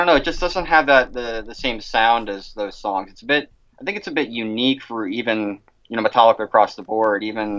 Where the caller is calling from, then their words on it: Pittsburgh, Pennsylvania, United States; I'm calling you from Pittsburgh, Pennsylvania.